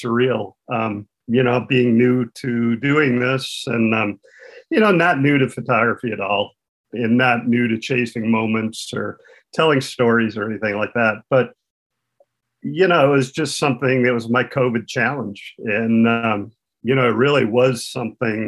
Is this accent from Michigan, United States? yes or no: yes; Saginaw, Michigan, United States; also born or lived in Flint, Michigan / Pawleys Island, South Carolina; I worked at the Saginaw News in Michigan, which was my hometown